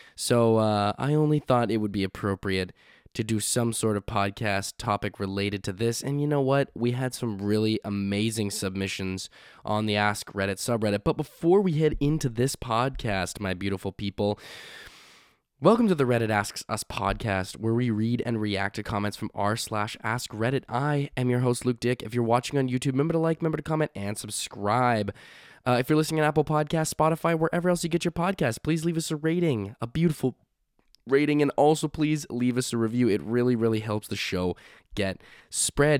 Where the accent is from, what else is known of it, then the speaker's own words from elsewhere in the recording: Canada; also born or lived in Halifax; we are Canadian. We are from Canada